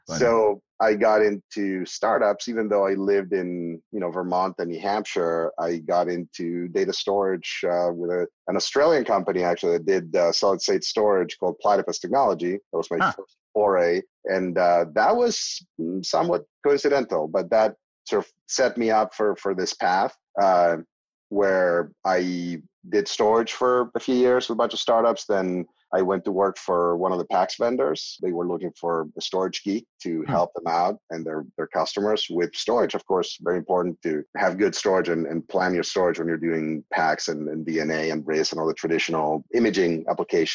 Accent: Argentina; moved away as an adult; I was born in Argentina in a pretty medical family

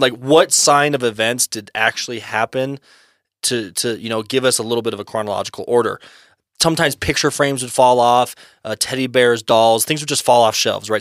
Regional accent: United States; we're old American boys

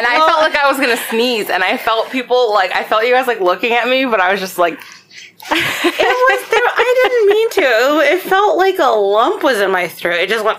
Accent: Baltimore, Maryland, United States

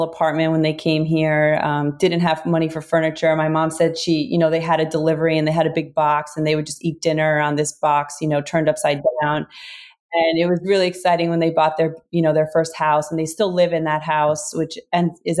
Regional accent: New Jersey, United States; born or raised there

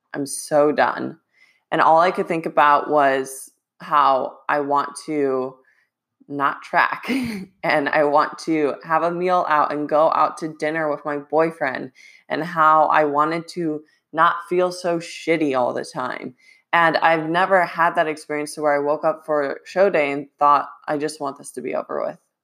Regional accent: Ohio, United States; moved away; I wanna try to go back to Ohio two to three times this year.

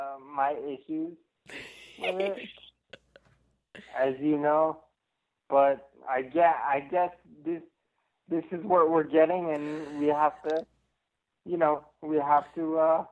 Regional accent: Florida, United States; from Florida.

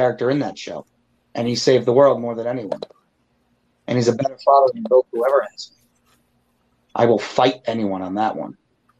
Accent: Gloucester, Massachusetts, United States; I'm always from Gloucester, Massachusetts. Mm-hmm. Not a lot of people know that, but that's my hometown.

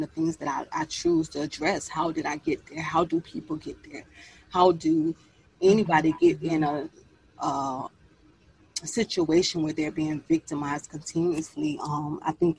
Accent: Miami, Florida, United States; Miami-Dade County, born and raised, the 305

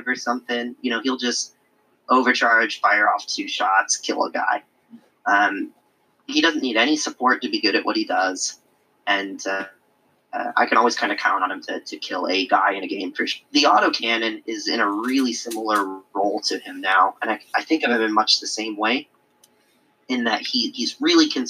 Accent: Illinois, United States; moved away; I'm originally from Illinois. Schaumburg, where Adepticon is held, is not too far from where I lived for a really, really long time

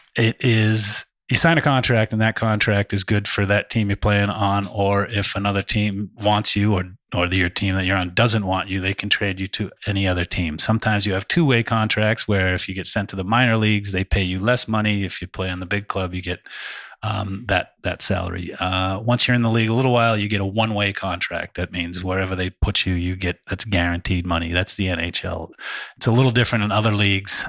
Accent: just outside of Boston, Massachusetts, United States; moved away as an adult; now in Southern California, United States; I grew up just outside of Boston

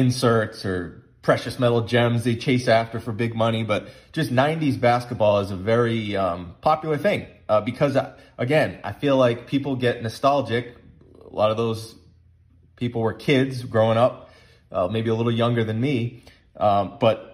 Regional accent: Massachusetts, United States; we grew up in Massachusetts

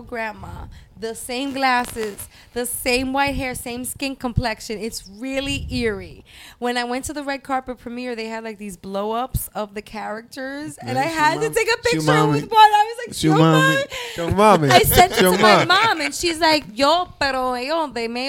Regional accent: New York City, New York, United States; I'm from Brooklyn.

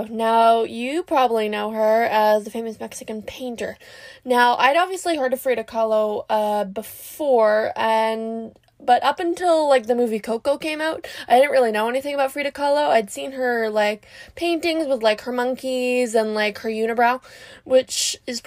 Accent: Canada; I'm from Canada

